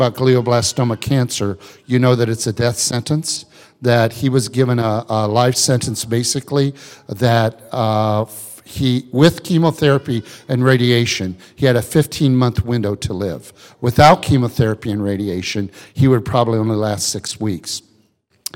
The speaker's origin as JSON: {"language": "English", "region": "Illinois", "country": "United States", "tie": "born or raised there", "said": "I grew up in Illinois"}